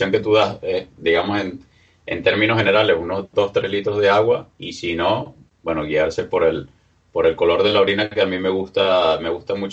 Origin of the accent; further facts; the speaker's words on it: Venezuela; now in Spain; como soy un soy del, Caribe, de Venezuela, normalmente tomaba agua en casa